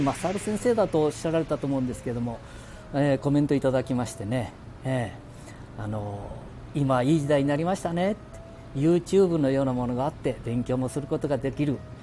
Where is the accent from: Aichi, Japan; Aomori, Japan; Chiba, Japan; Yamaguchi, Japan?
Aichi, Japan; Handa; 我が町半田亀崎